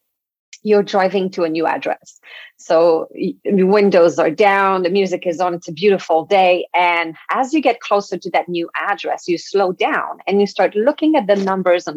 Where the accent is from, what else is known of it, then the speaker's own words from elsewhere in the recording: Quebec, Canada; first language French; English is a second language; moved away; I'm French from Quebec